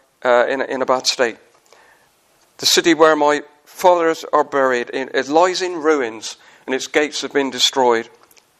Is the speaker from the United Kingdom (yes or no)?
yes; Wells, South West England, United Kingdom; I come from the cider county in England. I come from Somerset